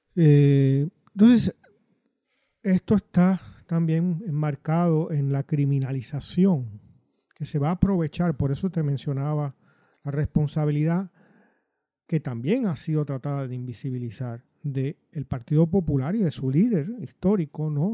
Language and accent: Spanish; Puerto Rico; yo como puertorriqueño, nací criado en los años 60, que fue a la escuela superior en los 70